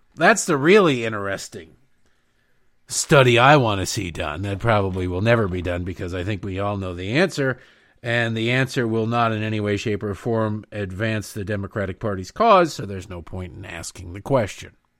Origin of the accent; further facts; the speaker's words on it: United States; I'm an American.